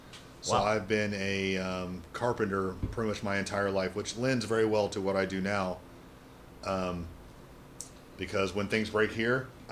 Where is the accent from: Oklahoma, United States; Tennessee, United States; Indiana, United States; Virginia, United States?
Indiana, United States; Kokomo; Northern Indiana, Kokomo.